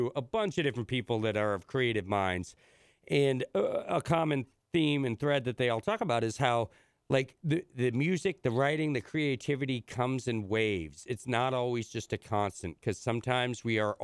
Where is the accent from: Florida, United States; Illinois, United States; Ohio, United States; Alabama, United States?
Illinois, United States; now in New England, United States; where I grew up in Illinois